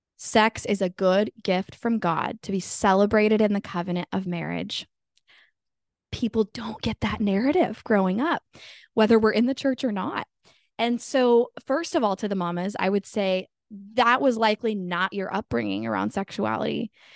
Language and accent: English; Sacramento, California, United States; I'm from Sacramento, California